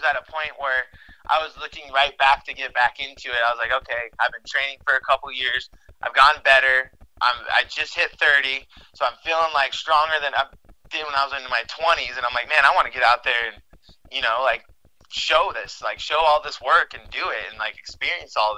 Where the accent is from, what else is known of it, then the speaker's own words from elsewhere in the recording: United States; I'm born here, and I'm an American citizen